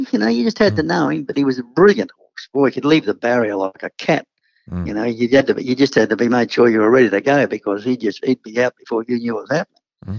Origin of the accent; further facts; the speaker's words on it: Queensland, Australia; being a Queenslander